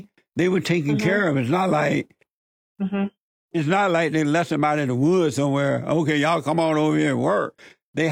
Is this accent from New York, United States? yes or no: no; Alabama, United States; Growing up in Alabama